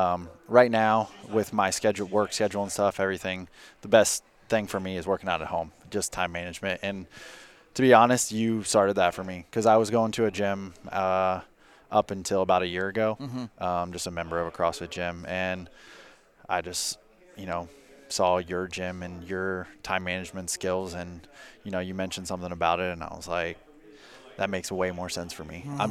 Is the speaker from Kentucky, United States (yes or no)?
yes; Independence, Kentucky, United States; I am from Independence, Kentucky.